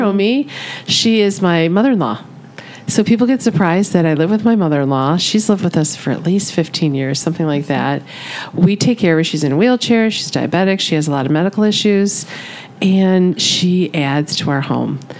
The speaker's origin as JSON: {"language": "English", "region": "Michigan", "country": "United States", "tie": "born or raised there", "said": "I'm born and raised in Michigan"}